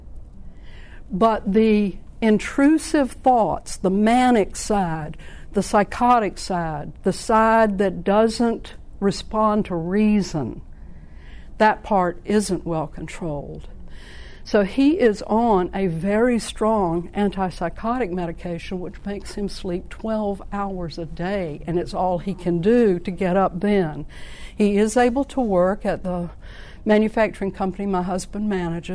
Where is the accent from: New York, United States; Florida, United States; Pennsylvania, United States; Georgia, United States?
Georgia, United States; South; I'm from South Georgia.